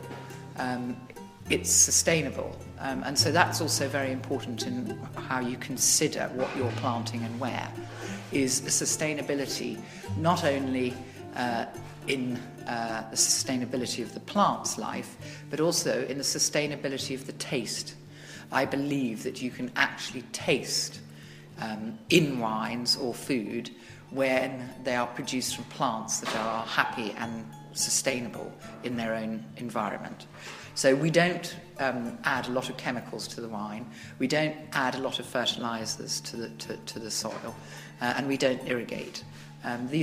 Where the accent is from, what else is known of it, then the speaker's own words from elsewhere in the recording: England, United Kingdom; moved away as an adult; also born or lived in Tuscany; now in Italy; I am English, but I've been living initially for 26 years